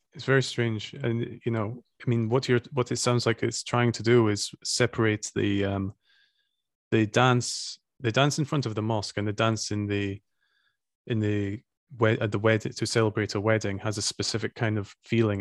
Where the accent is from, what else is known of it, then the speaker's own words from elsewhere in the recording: Scotland, United Kingdom; now in Estonia; I'm from Scotland